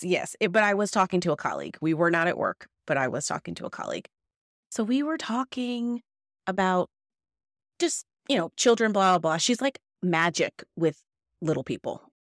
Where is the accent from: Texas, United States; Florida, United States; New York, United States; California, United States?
California, United States; moved away; I am from California where Kaiser has hospitals